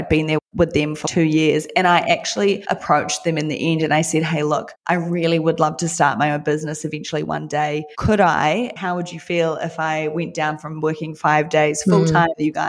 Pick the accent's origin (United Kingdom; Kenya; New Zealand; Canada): New Zealand; me being a Kiwi